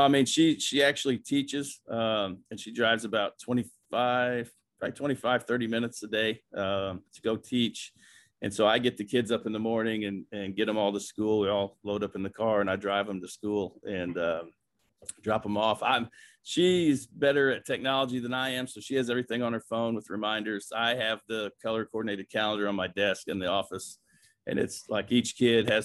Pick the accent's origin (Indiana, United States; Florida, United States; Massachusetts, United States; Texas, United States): Indiana, United States; Bloomington; growing up in Bloomington, Indiana